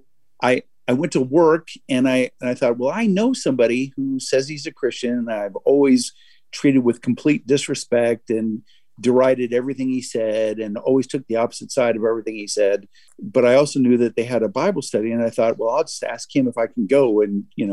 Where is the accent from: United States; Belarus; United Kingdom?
United States; West Covina, California; moved away as an adult; now in Massachusetts, United States; Grew up in a suburb of Los Angeles, California, West Covina